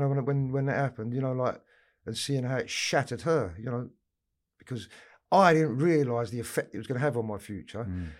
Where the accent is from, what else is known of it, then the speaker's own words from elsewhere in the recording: London, United Kingdom; I grew up in Camden Town